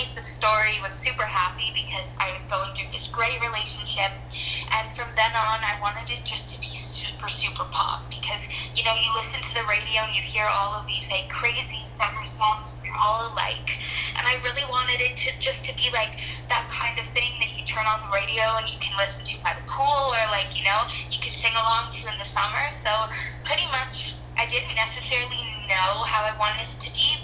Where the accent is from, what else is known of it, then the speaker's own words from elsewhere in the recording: Toronto, Ontario, Canada; I'm from Toronto, Canada, born and raised.